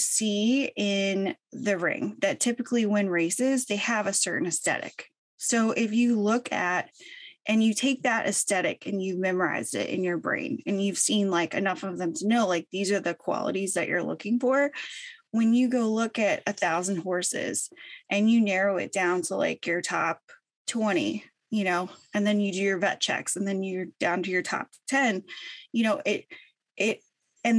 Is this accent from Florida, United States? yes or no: yes; St. Petersburg, Florida, United States; I grew up in Florida. I'm originally from Florida, St. Petersburg. I grew up there, you know, my whole life